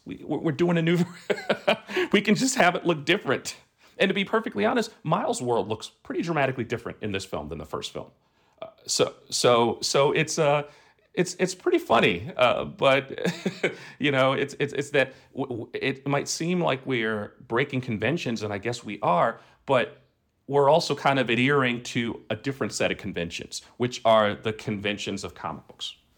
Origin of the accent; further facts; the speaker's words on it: New York City, New York, United States; moved away; I grew up in, in Brooklyn